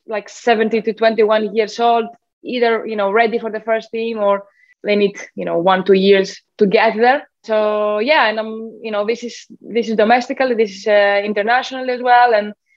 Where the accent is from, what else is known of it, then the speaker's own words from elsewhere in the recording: Athens, Attica, Greece; moved away as an adult; now in England; I did grow up in Athens. So I am from Greece originally. I grew up there.